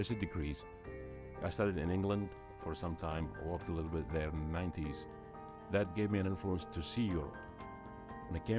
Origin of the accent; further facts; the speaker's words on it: Kuwait; I'm from Kuwait